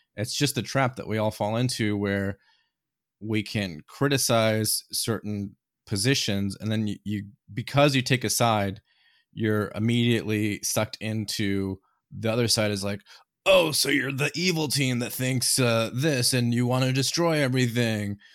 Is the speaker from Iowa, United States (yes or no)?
yes; Iowa, United States; moved away; I grew up in Iowa originally